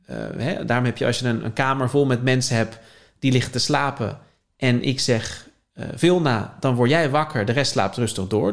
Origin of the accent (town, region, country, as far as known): Leiden, South Holland, Netherlands; born or raised there